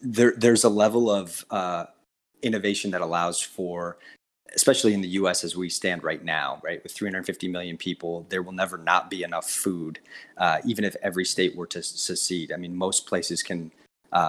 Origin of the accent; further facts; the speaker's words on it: Northeast, United States; I'm from the Northeast.